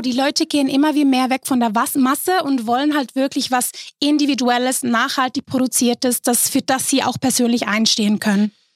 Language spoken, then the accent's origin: German; Switzerland; bei uns in der Schweiz